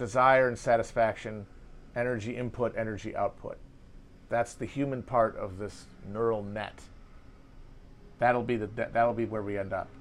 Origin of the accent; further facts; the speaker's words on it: United States; as an American